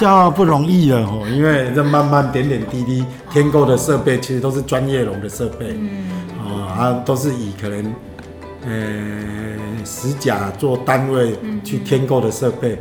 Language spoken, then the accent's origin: Chinese; Kaohsiung, Taiwan; accent: Kaohsiung accent mixed with northern; also born or lived in Taipei; now in Hualien, Taiwan; 我老家在高雄啊。嗯。后来都在台北上班嘛。嗯。然后这十年就在花莲这样子